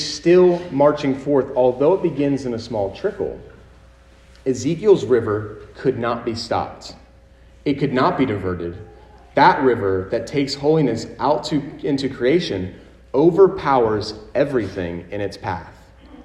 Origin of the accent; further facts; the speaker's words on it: United States; us as American citizens in the 21st century